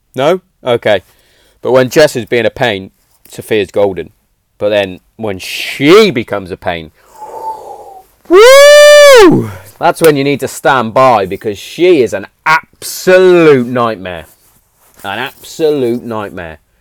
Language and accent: English; Hereford, West Midlands, United Kingdom; Hereford's in England, and I was born in England. I'm English